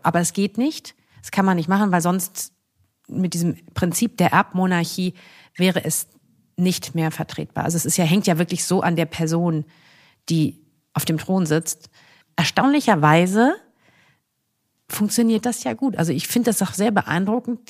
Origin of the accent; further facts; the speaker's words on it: Essen, North Rhine-Westphalia, Germany; also born or lived in Kassel; now in Cologne, Germany; Ich komme nun mal aus Essen